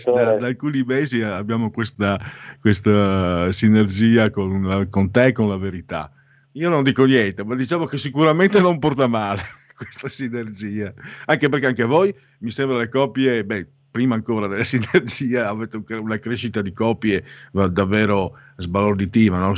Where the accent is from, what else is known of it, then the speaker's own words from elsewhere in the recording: Italy; also born or lived in Friuli / Veneto; noi del Friuli del Veneto, io sono mezzo sangue, sangue misto, Friuli Veneto, quando parli anche col mio accento